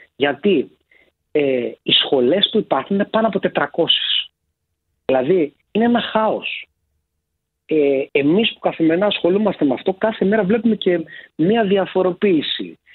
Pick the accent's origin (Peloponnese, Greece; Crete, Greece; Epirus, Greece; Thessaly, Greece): Thessaly, Greece; Larissa; moved away as an adult; now in Athens, Greece; Εγώ που γεννήθηκα και μεγάλωσα στη Λάρισα